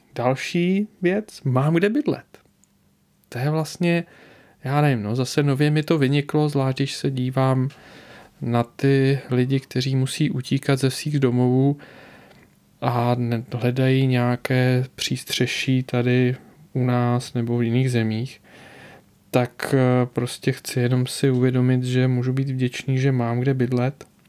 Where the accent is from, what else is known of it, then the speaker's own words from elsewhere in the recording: Czechia; u nás v Čechách